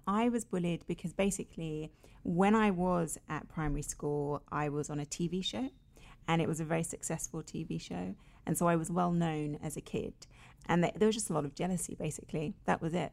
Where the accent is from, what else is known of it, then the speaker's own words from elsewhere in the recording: London, United Kingdom; I was born and raised in London, in Finsbury Park, which is a very multicultural area in London